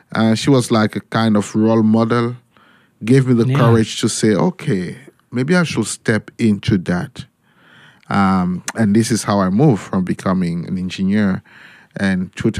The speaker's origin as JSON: {"language": "English", "country": "Cameroon", "tie": "born or raised there", "moved": "as an adult", "lives_now": "Germany", "said": "In Cameroon, okay. My home country"}